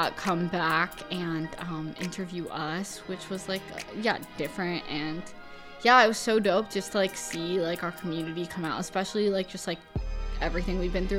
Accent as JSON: {"language": "English", "town": "Chicago", "region": "Illinois", "country": "United States", "tie": "born or raised there"}